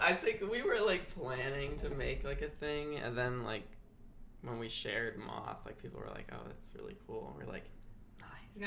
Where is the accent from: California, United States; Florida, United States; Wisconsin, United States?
Wisconsin, United States; Milwaukee; also born or lived in Chicago; was born in Chicago, but I grew up here in Milwaukee.